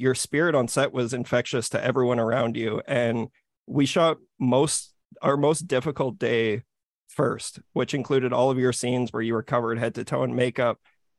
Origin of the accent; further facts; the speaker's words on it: Saskatchewan, Canada; we're from Saskatchewan.